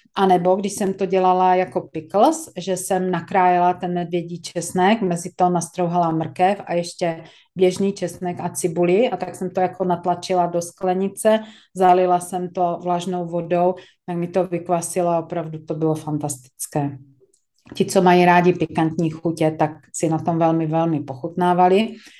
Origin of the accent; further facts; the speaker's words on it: Czechia; jsme Češi